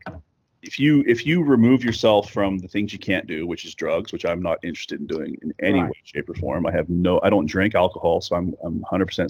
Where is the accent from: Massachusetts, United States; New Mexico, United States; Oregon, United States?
New Mexico, United States; southern; moved away as an adult; That's where I'm from New Mexico